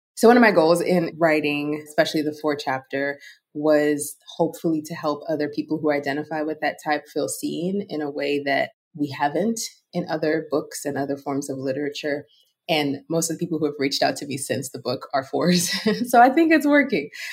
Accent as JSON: {"language": "English", "region": "Lagos", "country": "Nigeria", "tie": "born or raised there", "said": "I was raised in Lagos, Nigeria"}